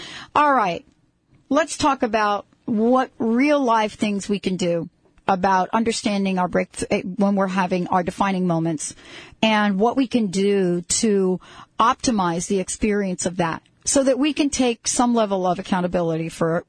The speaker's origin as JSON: {"language": "English", "region": "New York", "country": "United States", "tie": "born or raised there", "also_born_or_lived": "New Jersey", "said": "I grew up in a family, of course, in New York, but my mom was from the South."}